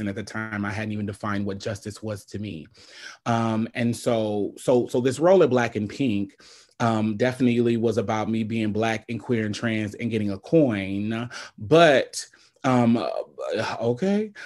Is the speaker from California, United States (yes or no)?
no; Omaha, Nebraska, United States; I'm born and raised in Omaha, Nebraska.